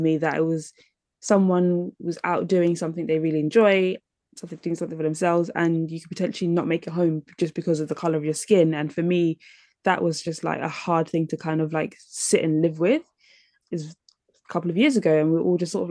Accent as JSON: {"language": "English", "region": "London", "country": "United Kingdom", "tie": "born or raised there", "said": "growing up in London"}